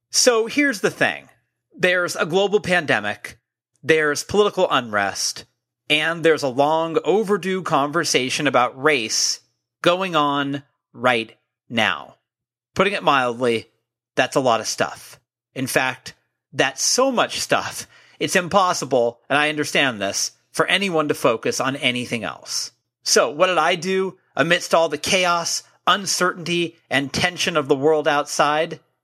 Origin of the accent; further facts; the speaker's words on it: California, United States; I'm from California